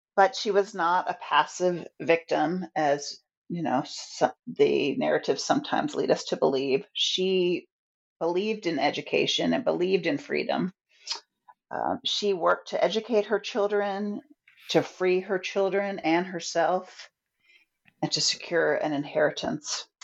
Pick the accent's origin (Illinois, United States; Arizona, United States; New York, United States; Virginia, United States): Virginia, United States; moved away as an adult; also born or lived in Boston; I had moved from Boston back to my home state of Virginia in 2010